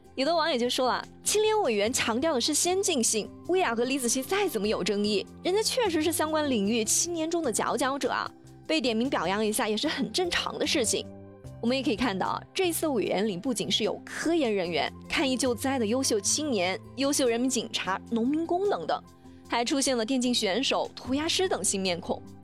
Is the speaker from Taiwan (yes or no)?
no; China; 我们中国人